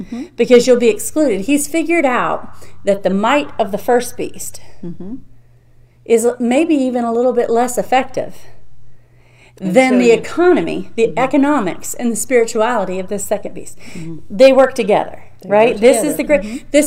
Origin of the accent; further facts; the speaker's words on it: United States; I'm an American citizen, so proud to be that, so honored to mm-hmm. be born here.